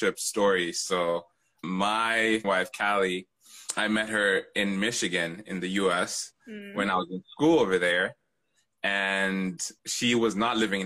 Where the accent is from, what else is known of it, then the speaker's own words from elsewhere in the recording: Kenya; I'm Kenyan.